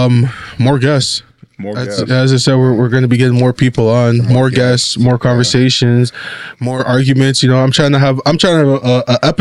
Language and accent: English; Toronto, Ontario, Canada; I'm from Toronto